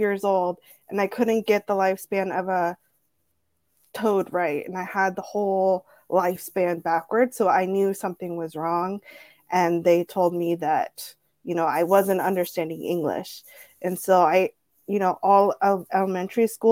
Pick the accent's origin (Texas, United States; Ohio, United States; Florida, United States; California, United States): California, United States; Orange County; first language Spanish; also born or lived in Tijuana, Mexico / San Diego, United States; My mom and I, we were born in Tijuana. And when I was about 4 years old, we came to the United States. And my mom was a live-in nanny in Orange County for a wealthy family